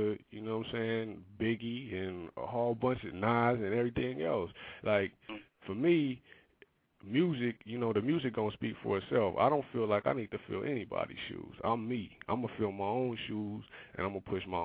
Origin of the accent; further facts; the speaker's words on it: Compton, California, United States; moved away; also born or lived in Rialto, California; I'm from Compton, California